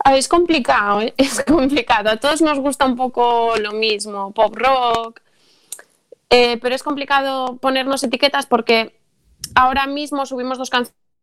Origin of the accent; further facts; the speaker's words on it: Carballo, Galicia, Spain; somos todos de Carvalho